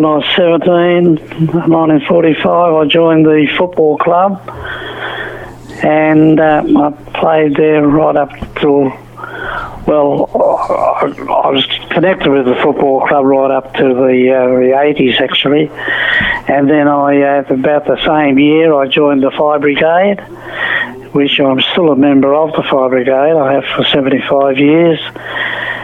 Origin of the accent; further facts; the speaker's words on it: Carrum, Victoria, Australia; also born or lived in Frankston; I was born in Frankston and I was brought up in Carrum over where Carruthers Chemist is down the highway